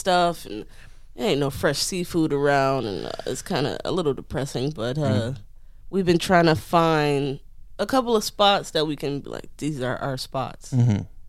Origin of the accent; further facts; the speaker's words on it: Detroit, Michigan, United States; If you ask me, where are you from? I'm going to say, I'm from Detroit. I was born and raised in Detroit.